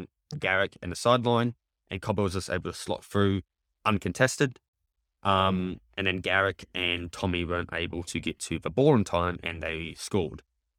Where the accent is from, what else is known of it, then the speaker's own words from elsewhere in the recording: Queensland, Australia; I'm a Queenslander thick and through, mate.